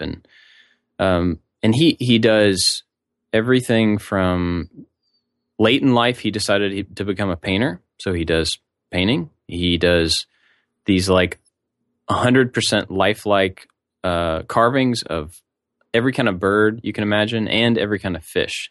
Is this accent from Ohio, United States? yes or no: no; Kentucky, United States; now in Savannah, United States; where I'm from